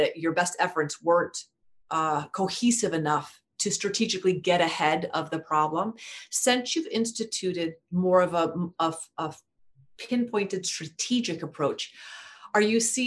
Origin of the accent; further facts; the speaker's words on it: Iowa, United States; I grew up in Iowa, and still in Iowa